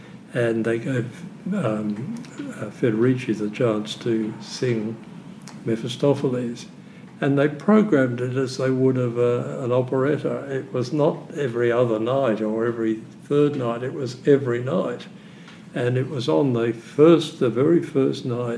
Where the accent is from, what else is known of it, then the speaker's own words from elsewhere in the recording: Melbourne, Victoria, Australia; also born or lived in London; I was born in London. Right. And but I grew up in Melbourne.